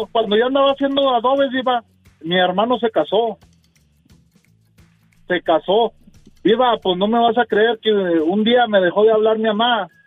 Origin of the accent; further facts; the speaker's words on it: Zacatecas, Mexico; En Zacatecas, viva, en puro Zacatecas.